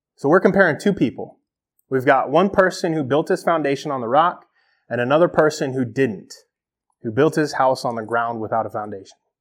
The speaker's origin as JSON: {"language": "English", "country": "United States", "said": "as an American Christian"}